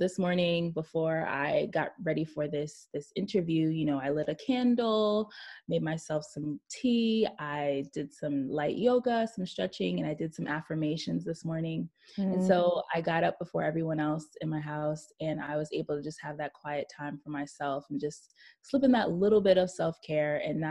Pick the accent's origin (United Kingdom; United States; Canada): United States; New York City, New York; I'm born and raised in Brooklyn, New York